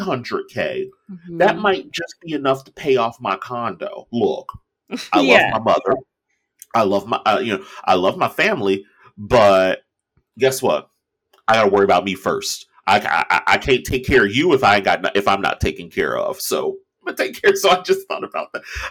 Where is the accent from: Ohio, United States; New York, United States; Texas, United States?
Ohio, United States; Cincinnati; moved away as an adult; I moved away from Cincinnati the moment I graduated high school